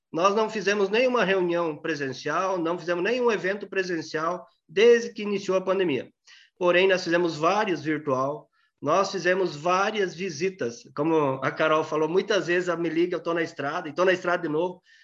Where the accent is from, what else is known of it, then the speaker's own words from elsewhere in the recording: Pranchita, Paraná, Brazil; moved away as an adult; Nasci lá na, no município de Pranchita, no sudoeste do Paraná, bem na fronteira com a Argentina. Por pouco não nasci argentino, mas aí fiquei, fiquei no interior até, até os 21 anos